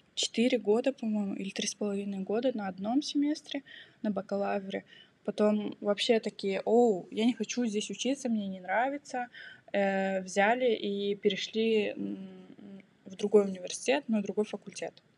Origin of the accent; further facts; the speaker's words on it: Kazakhstan; now in Germany; я сама из Казахстана, но живу и учусь в Германии